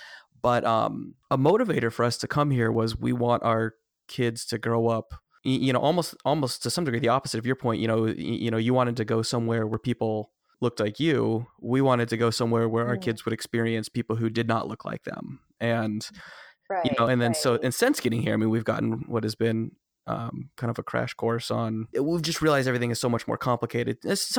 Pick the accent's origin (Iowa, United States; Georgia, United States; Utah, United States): Utah, United States; also born or lived in Gilbert, Arizona; now in Charlotte, United States; lived in Charlotte now for 2.5 years. And we're more from the West Coast. Both of us grew up in Utah, which is pretty white. and then for a while in the Phoenix area, in a very it's Gilbert, Arizona. It's the suburbs of Phoenix.